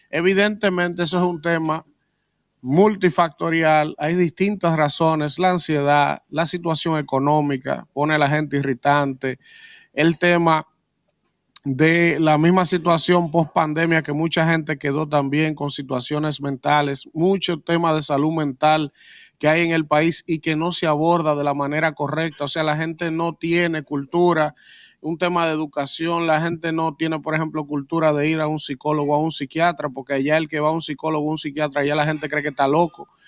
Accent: Dominican Republic; Yo soy dominicano, pero Rosy.

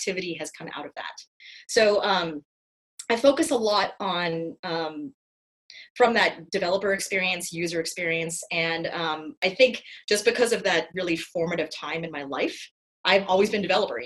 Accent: Los Angeles, California, United States; moved away as an adult; also born or lived in Finland; I was born and raised in Los Angeles

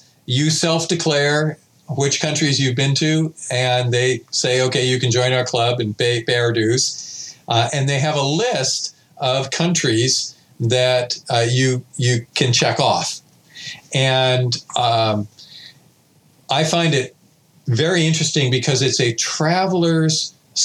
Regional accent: Pasadena, California, United States; I was born in Pasadena

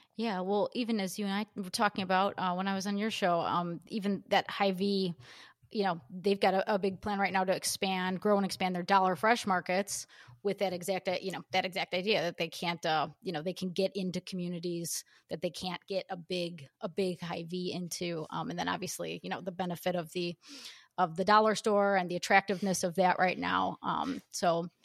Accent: United States; also born or lived in Illinois; we paltry Americans

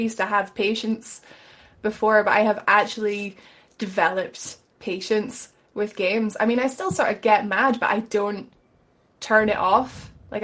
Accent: Scotland, United Kingdom; I'm Scottish

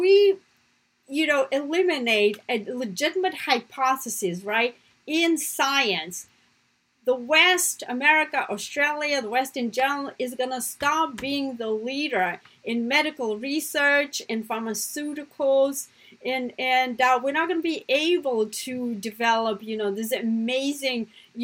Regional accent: Russia; now in United States; my family, just like growing up in Russia, right, my family was anti-communist

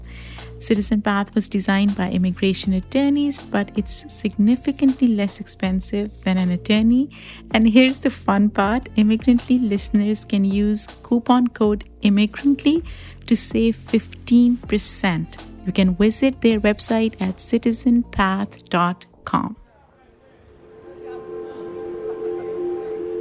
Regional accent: Pakistan; moved away as an adult; now in United States; growing up in Pakistan

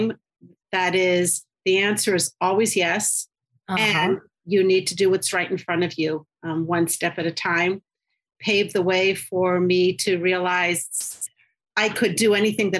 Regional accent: Washington, District of Columbia, United States; moved away as an adult; also born or lived in Cincinnati, Ohio / Israel; now in Chicago, United States; I grew up in the suburbs of Washington, D.C. I was born in D.C.

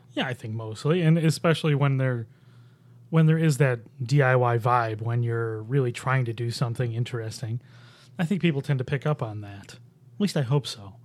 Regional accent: Buffalo, New York, United States; now in Rochester, United States; I grew up in Buffalo

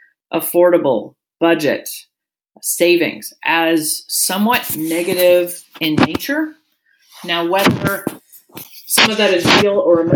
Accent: Seattle, Washington, United States; moved away as an adult; now in Anchorage, United States; I grew up down in Seattle

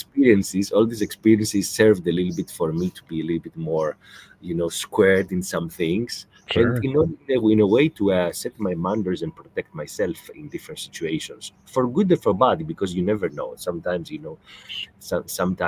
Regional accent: Greece; now in Qatar; I grew up in Greece

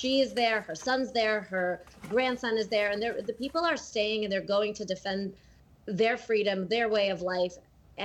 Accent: Latvia; first language Russian; English is a second language; moved away; I was born in Latvia

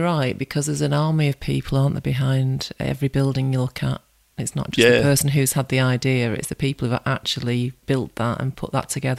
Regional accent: Salford, North West England, United Kingdom; also born or lived in Manchester; I grew up there. I was born in Manchester, but I grew up in Salford.

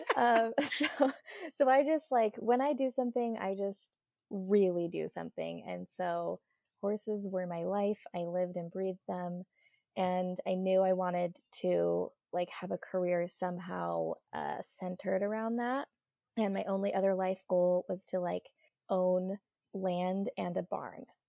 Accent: Utah, United States; I grew up in Utah and obviously went to school in Utah, Utah State University

